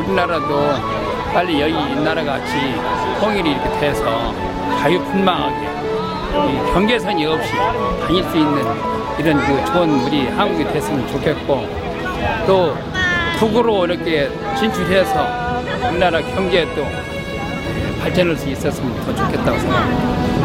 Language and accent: Korean; North Korea; moved away as an adult; now in South Korea; 고향이 이북인